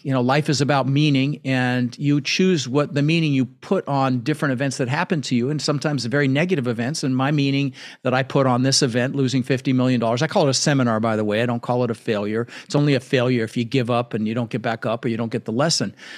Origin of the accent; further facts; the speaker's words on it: Denver, Colorado, United States; English is a second language; moved away; also born or lived in Netherlands; ended up in Denver, Colorado, where I lived for thirty years